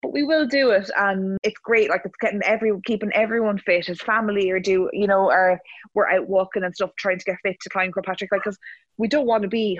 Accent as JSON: {"language": "English", "town": "Cavan", "region": "Ulster", "country": "Ireland", "said": "I'm from Cavan"}